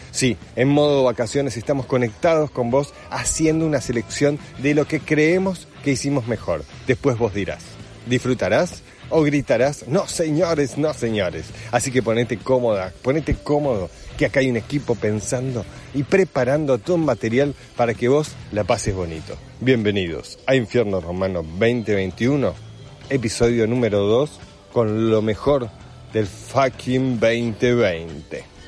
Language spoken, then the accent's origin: Spanish; Argentina; Yo nací en Argentina